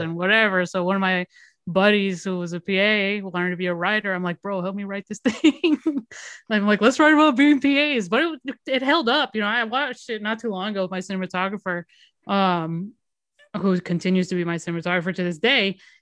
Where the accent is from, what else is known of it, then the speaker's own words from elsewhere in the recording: Miami, Florida, United States; moved away as an adult; I'm from Miami